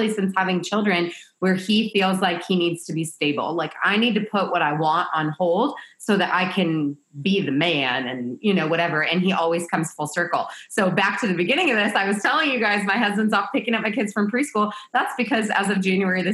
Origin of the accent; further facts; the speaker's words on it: Kansas, United States; moved away as an adult; also born or lived in San Diego; I'm from Kansas